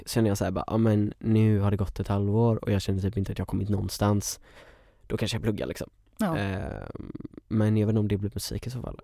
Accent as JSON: {"language": "Swedish", "town": "Sävedalen", "region": "Västra Götaland", "country": "Sweden", "said": "Jag är från Sävedalen."}